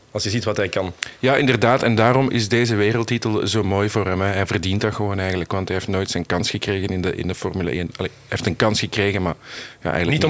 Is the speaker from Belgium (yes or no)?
yes; Belgium; Als Belg is het zuur.